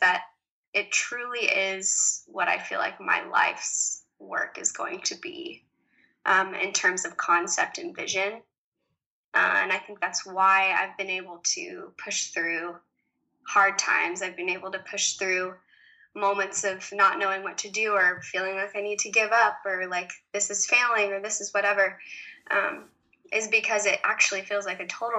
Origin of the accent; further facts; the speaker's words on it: the South, United States; moved away as an adult; also born or lived in New York City / Paris; I was born and raised in the South, surrounded by lots of country music and lovely, lovely people